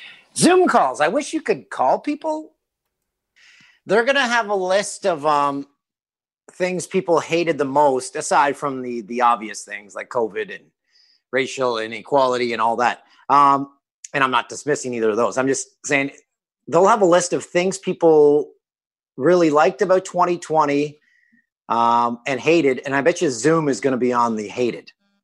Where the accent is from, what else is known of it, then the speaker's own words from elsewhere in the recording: Peterborough, Ontario, Canada; It's a t-shirt brand that sells at a store in my hometown of Peterborough.